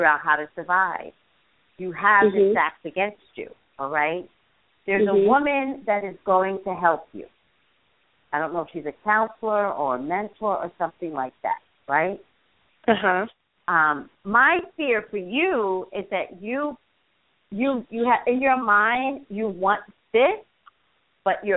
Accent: New York City, New York, United States; moved away; I came from the Gothic section of the Bronx.

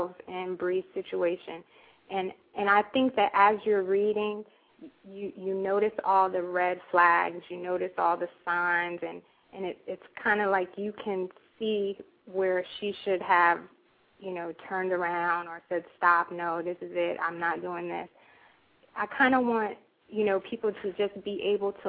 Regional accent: Florida, United States; now in Virginia, United States; I am originally from Florida. Now I reside in Virginia.

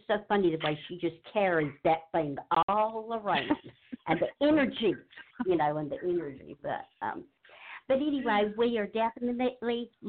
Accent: Charlotte, North Carolina, United States; now in Jesup, United States; I grew up in Charlotte, North Carolina

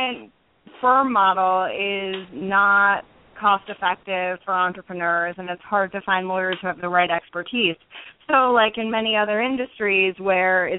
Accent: New York City, New York, United States; I grew up in New York City before going to Yale for both college and law school

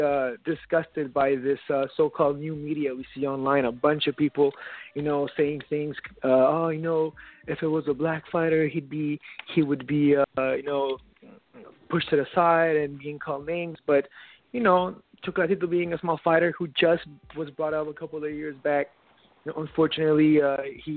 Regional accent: Nicaragua; now in Canada; I'm actually Nicaraguan

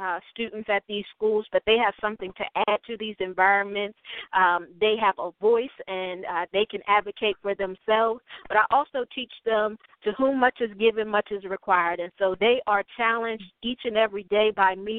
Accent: Wilmington, Delaware, United States; moved away as an adult; now in Pittsburgh, United States; a native of Wilmington, Delaware.

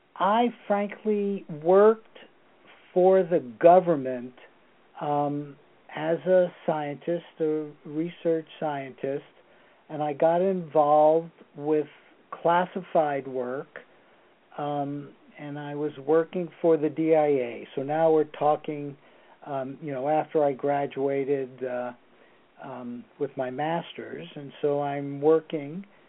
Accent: Torrance, California, United States; also born or lived in New York City, New York, United States; I was born in New York City, but I came to California when I was nine. So I consider myself to be a uh, uh, California, um, almost California resident, but not quite.

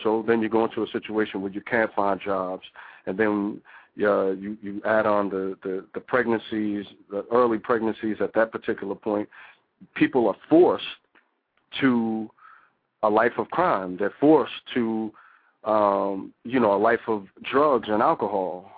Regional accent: New Jersey, United States; I'm from New Jersey now

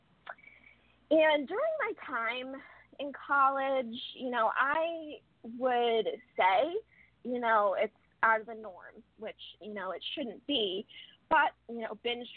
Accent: Connecticut, United States; also born or lived in Rhode Island; I grew up in Connecticut

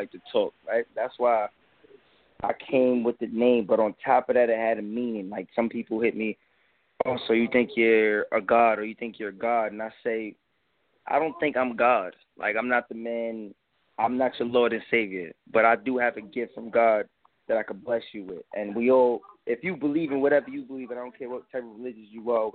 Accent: New York City, New York, United States; I'm from Brooklyn, New York

